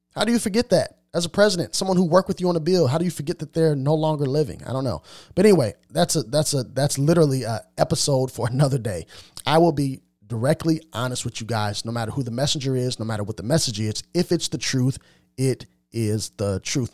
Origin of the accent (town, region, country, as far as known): Carbondale, Illinois, United States; born or raised there; also born or lived in Jacksonville, Illinois